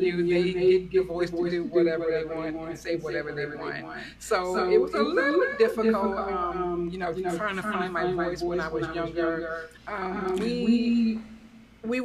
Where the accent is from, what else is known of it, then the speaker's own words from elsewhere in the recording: Calvert County, Maryland, United States; So I'm from Calvert County, Maryland. For those who don't know, it's about probably 45 minutes from Washington, D.C. I crossed up a country girl.